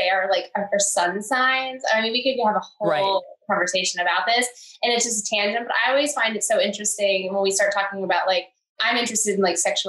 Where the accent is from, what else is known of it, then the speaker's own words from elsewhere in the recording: New Jersey, United States; I grew up in Jersey, North Jersey